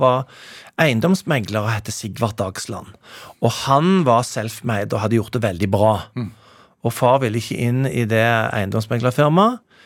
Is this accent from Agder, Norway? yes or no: no; Stavanger, Rogaland, Norway; now in Bergen, Norway; jeg er oppvokst i Stavanger